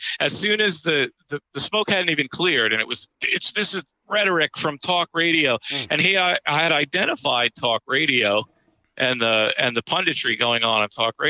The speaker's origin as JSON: {"language": "English", "region": "New York", "country": "United States", "said": "Being a New Yorker, I just, when his voice comes on, I just start yelling at the radio."}